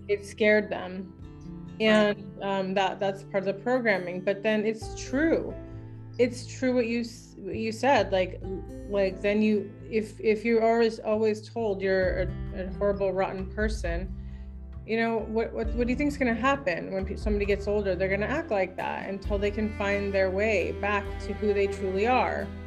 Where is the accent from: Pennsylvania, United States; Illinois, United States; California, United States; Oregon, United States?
Oregon, United States; Ashland; I'm from Ashland